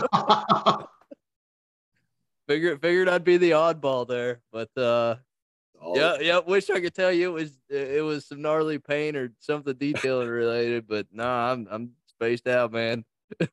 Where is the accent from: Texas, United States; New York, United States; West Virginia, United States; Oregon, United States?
West Virginia, United States; I am from West Virginia